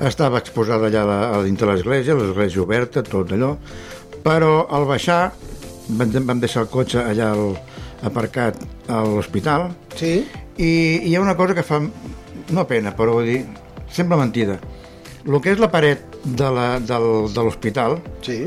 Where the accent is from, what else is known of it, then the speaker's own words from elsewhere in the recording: Vilanova i la Geltrú, Catalonia, Spain; jo sóc de Vilanova, tinc un pis allà baix, de fa molts anys